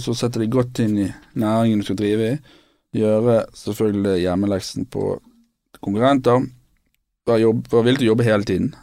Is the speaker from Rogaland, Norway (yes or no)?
no; Bergen, Vestland, Norway; also born or lived in London; vi er bergensere begge to, og erkebergensere